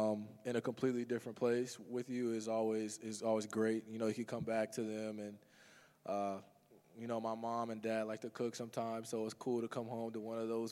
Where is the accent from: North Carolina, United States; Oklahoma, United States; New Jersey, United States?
Oklahoma, United States; Edmond; So I'm from Edmond, Oklahoma. It's like a small kind of suburb outside of Oklahoma City.